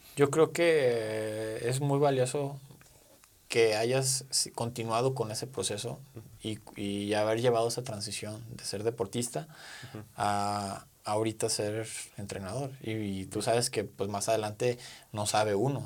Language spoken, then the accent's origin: Spanish; Mexico; como mexicanos